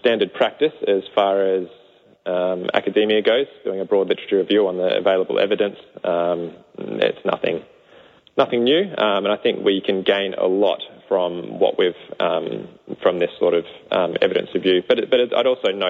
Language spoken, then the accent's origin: English; Australia; moved away as an adult; now in New Zealand; I'm an Aussie.